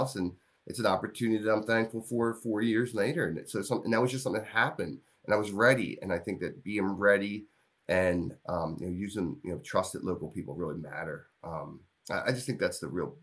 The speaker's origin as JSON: {"language": "English", "town": "Glenolden", "region": "Pennsylvania", "country": "United States", "tie": "born or raised there", "lives_now": "Glen Mills, United States", "said": "I grew up in Glen Olden"}